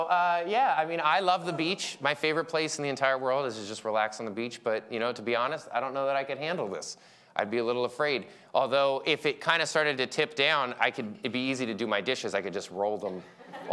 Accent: Philadelphia, Pennsylvania, United States; moved away; I'm from Philly

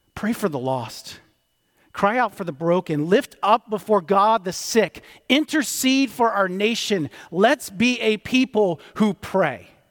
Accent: D.C., District of Columbia, United States; I grew up outside of Washington, D C

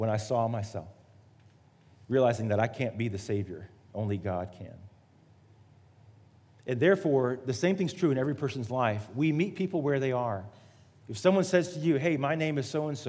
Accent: Miami, Florida, United States; moved away; also born or lived in Atlanta, Georgia / Charleston; I was born in Miami, Florida, the geographic South

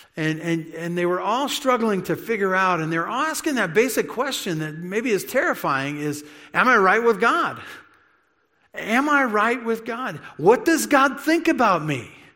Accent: United States; also born or lived in California; being an American and maybe even an American in California

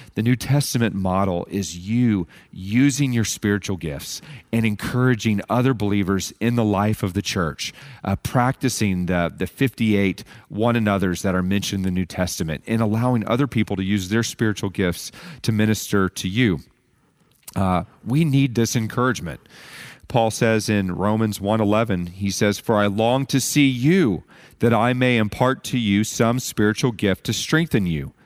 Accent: United States; we have as American Christians

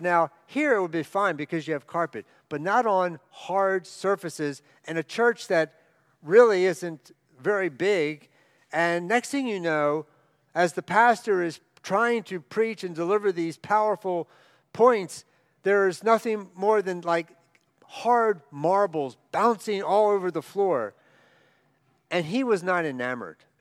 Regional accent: outside of Baltimore, Maryland, United States; I grew up outside of Baltimore, out in the rural area

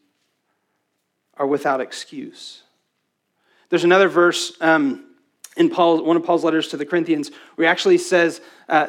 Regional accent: West Texas, United States; I was raised in West Texas

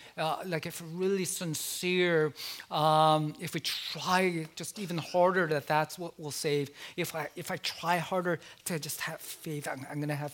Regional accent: South Korea; born there; I said, well, I was born in South Korea.

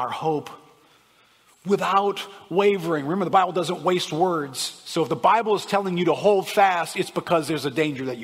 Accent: United States; As an American

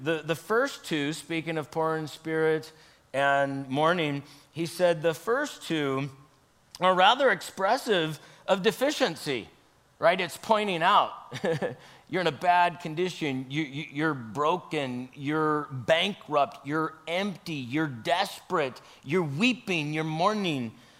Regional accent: Idaho, United States; I grew up in Idaho here for a couple years when I was a kid, and we did try to ride the ponies.

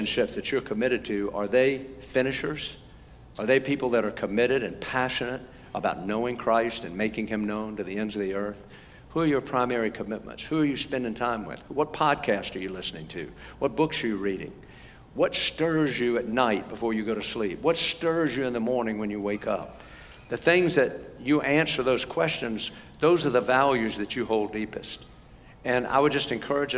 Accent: United States; I'm from America.

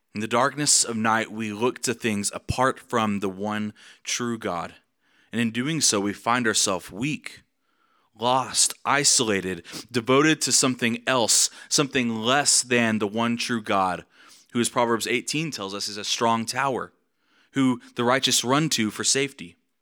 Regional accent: Amarillo, Texas, United States; I'm from Amarillo. I grew up in Amarillo

